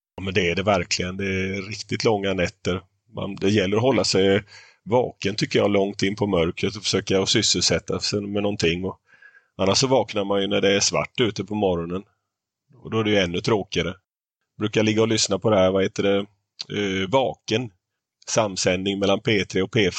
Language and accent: Swedish; Småland, Sweden; Idag är det tre stycken smålänningar som sitter i podden och snackar